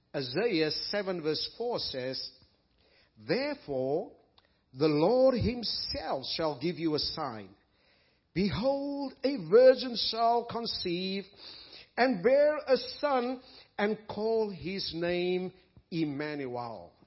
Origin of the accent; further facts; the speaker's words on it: South Africa; moved away as an adult; I was raised in South Africa